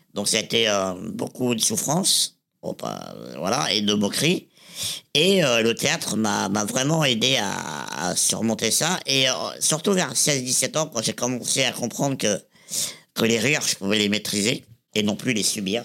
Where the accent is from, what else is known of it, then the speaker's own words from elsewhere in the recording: Reims, Grand Est, France; je suis né à, Reims, dans la Marne, le 14 avril 1987